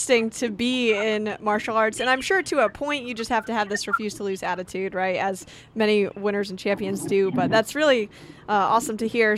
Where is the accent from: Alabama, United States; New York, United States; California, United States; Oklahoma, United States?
New York, United States; now in Wilmington, United States; I'm from New York, so us Northerners